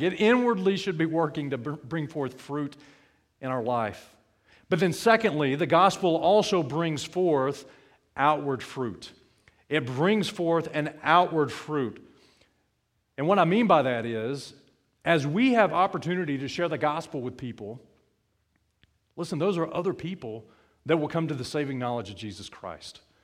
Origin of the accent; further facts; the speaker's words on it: South Alabama, United States; When I grew up in South Alabama